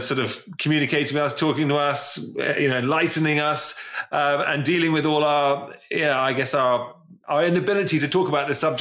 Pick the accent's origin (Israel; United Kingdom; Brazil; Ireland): United Kingdom; England; especially being English